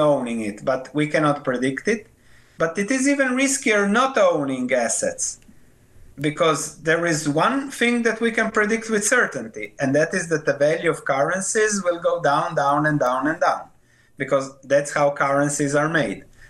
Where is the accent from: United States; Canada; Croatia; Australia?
Croatia; I was born in Yugoslavia, then later became Croatia.